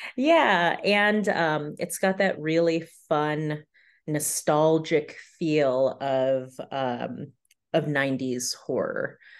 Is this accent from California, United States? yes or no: yes; San Diego, California, United States; moved away as an adult; also born or lived in upstate New York; I'm originally from San Diego, California